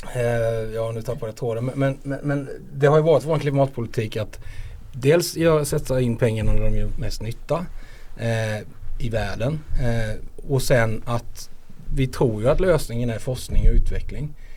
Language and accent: Swedish; Småland, Sweden; now in Skåne, Sweden; det är hemma i Småland